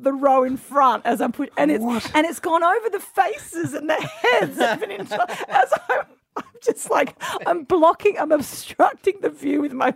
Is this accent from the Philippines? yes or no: no; Adelaide, South Australia, Australia; I'm from Adelaide